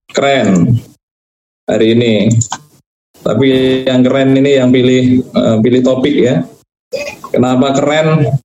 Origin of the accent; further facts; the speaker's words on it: Java, Indonesia; Saya saya orang Jawa gitu.